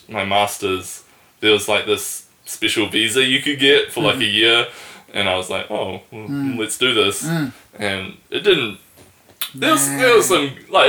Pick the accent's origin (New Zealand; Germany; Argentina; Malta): New Zealand; Wellington; also born or lived in Auckland; I was born and raised in Wellington. I've tried moving away a couple of times, but it's always been like a terrible decision